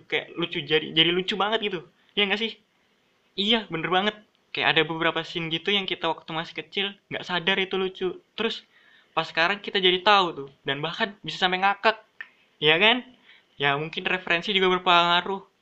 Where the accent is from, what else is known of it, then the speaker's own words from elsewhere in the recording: Balikpapan, East Kalimantan, Indonesia; kalau sebagai orang Balikpapan, cukup berpengalaman lah. Aku sudah ngerasain tiga daerah yang punya budaya berbeda-beda. Aku S D di Balikpapan